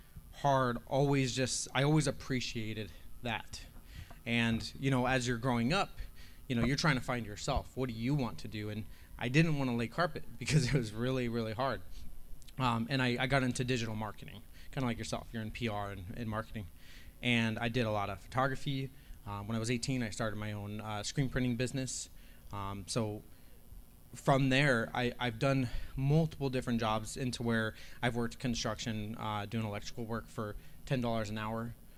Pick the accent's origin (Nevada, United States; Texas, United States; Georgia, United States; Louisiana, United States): Nevada, United States; Las Vegas; also born or lived in Vermont; I grew up here in Las Vegas. My family moved here when I was 6 years old